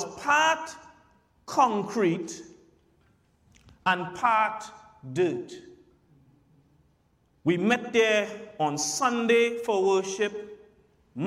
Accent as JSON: {"language": "English", "town": "Santa Flora", "country": "Trinidad & Tobago", "tie": "born or raised there", "said": "Growing up in Santa Flora, growing up in Trinidad"}